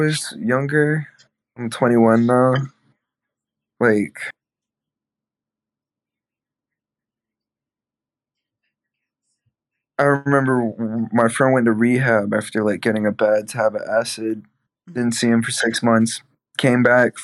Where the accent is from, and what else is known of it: Georgia, United States